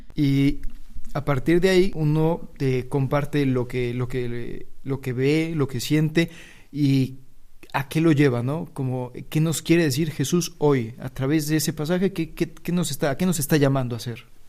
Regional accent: Mexico; moved away as an adult; now in Spain; Soy de México y llevo aquí en España ya un año desde que empecé el noviciado

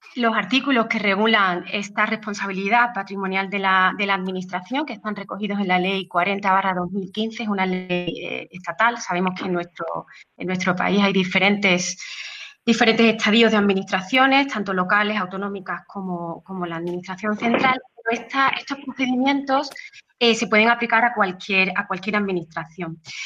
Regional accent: Seville, Andalusia, Spain; Sevilla, que fue donde, bueno, que es mi ciudad natal, salí allí, estudié en la Universidad de Sevilla

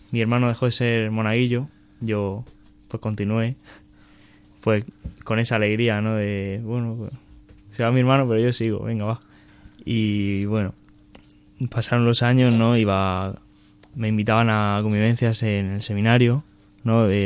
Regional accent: Alcantarilla, Region of Murcia, Spain; y soy de Murcia, de, un pueblo que está cerca de, la ciudad de Murcia, que se llama Alcantarilla.

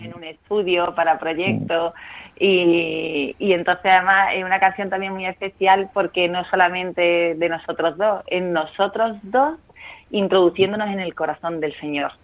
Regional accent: Málaga, Andalusia, Spain; moved away as an adult; also born or lived in Madrid; cuando me vuelvo a mi tierra, que es Málaga

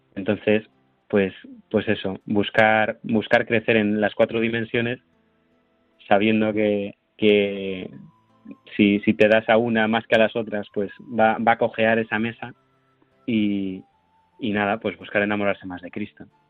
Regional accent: Santiago de Compostela, Galicia, Spain; volver a donde he crecido, ¿no? Donde, pues, donde mi párroco me ha acompañado

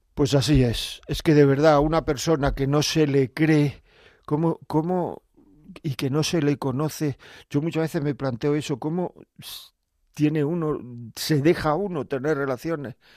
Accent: Granada, Andalusia, Spain; yo soy de Granada

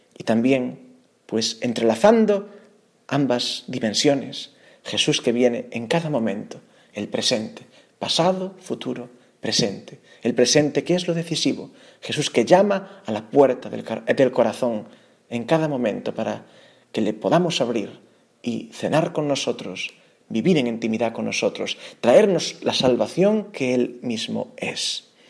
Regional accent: Galicia, Spain; Aun siendo yo gallego

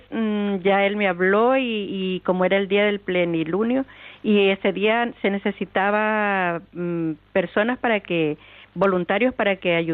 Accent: Ecuador; moved away as an adult; now in Canary Islands, Spain; De Ecuador.

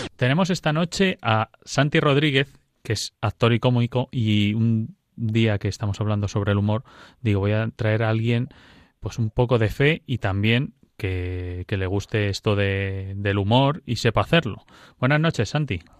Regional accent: Madrid, Community of Madrid, Spain; also born or lived in Sierra de la Culebra, Zamora; yo soy madrileño

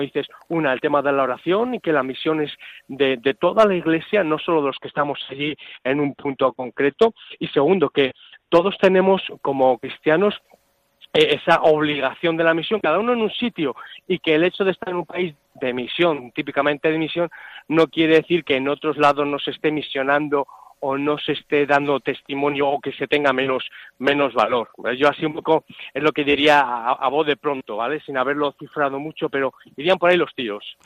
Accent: Salamanca, Castile and León, Spain; moved away as an adult; now in Hwange, Zimbabwe; yo soy de Salamanca

